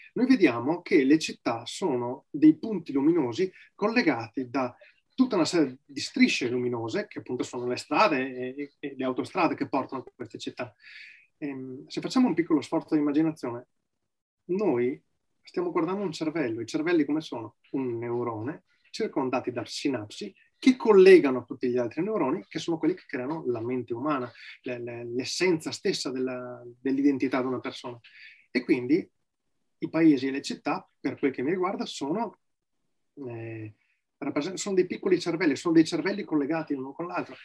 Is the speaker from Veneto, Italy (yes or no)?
yes; Valpolicella, province of Verona, Veneto, Italy; vivo nella provincia di Verona, eh, nella quale sono nato, in Valpolicella